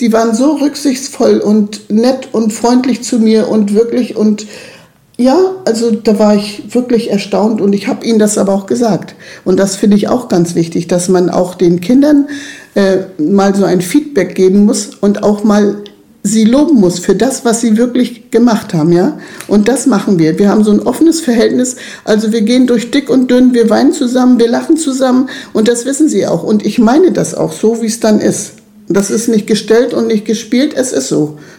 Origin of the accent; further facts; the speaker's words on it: Mals, Trentino-Alto Adige, Italy; ich bin hier in Malles in meinem Haus geboren und ich möchte auch hier bleiben, ich möchte hier gar nicht weg.